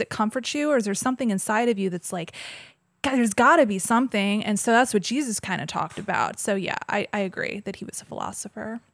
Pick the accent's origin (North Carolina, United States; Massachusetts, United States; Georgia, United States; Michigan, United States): Georgia, United States; I grew up in Georgia and the Bible Belt